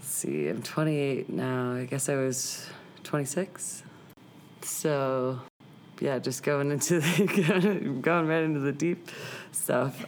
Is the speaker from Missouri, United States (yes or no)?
yes; St. Louis, Missouri, United States; moved away as an adult; also born or lived in Boulder, Colorado / Long Beach, California; now in Denver, United States; I grew up in St. Louis